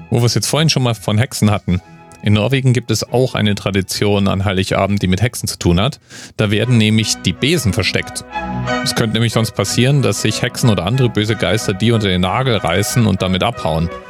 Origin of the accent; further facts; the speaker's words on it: Bavaria, Germany; Ich komme ja aus Bayern. Da kennt man den Krampus tatsächlich.